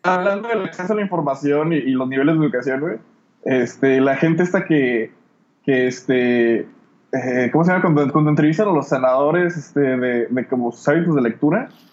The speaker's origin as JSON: {"language": "Spanish", "country": "Mexico", "said": "yo y la otra morra de México"}